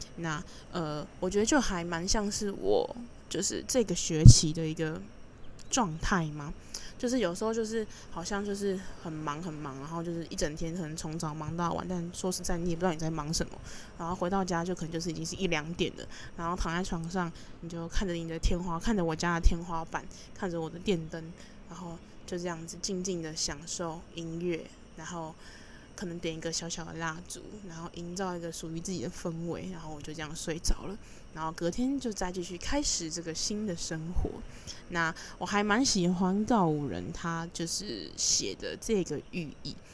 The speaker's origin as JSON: {"language": "Chinese", "region": "Taipei", "country": "Taiwan", "tie": "born or raised there", "said": "我是一个土生土长的台北人"}